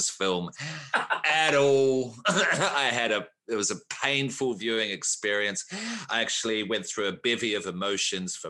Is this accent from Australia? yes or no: yes; Australia; I'm Australian